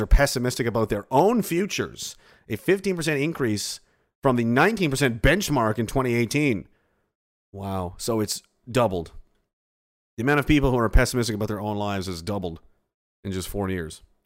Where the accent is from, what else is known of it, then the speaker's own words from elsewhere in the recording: Pictou, Nova Scotia, Canada; He mentions my hometown